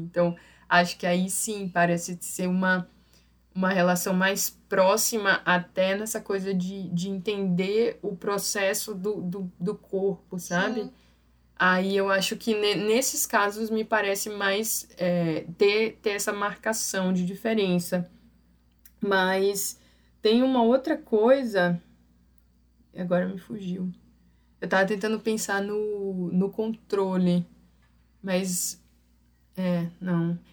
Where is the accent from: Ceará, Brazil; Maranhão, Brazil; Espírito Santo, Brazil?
Maranhão, Brazil; São Luís; é a cara de São Luís, é a cara da minha terra.